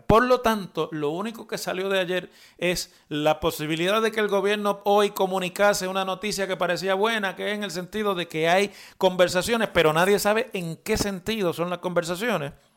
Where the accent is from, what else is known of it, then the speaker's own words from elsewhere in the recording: Puerto Rico; somos ciudadanos estadounidenses, eh, que vivimos en Puerto Rico